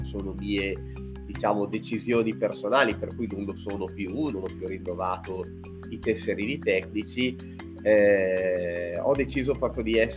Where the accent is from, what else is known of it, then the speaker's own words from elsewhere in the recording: Pavia, Lombardy, Italy; now in Valle Imagna, Italy; io sono pavese, sono di Pavia, eh, la mia città di origine, ma eh, vent'anni eh, fa quasi mi sono trasferito dalla Bergamasca